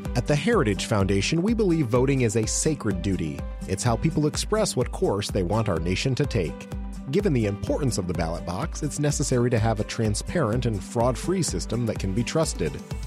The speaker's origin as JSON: {"language": "English", "region": "Virginia", "country": "United States", "said": "my home state of Virginia"}